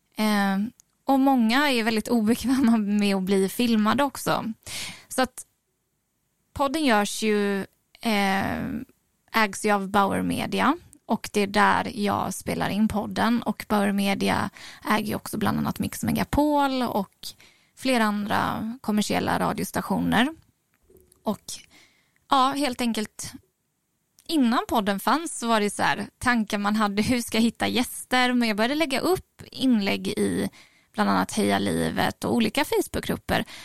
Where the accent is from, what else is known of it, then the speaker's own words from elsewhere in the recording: Oskarshamn, Kalmar County, Sweden; moved away as an adult; also born or lived in Falun; now in Stockholm, Sweden; Jag är född i Falun från början. Um, och flyttade ju hit då, alltså det här kommer jag inte ihåg, jag var ju tre månader. Så att jag växte upp i Mockebo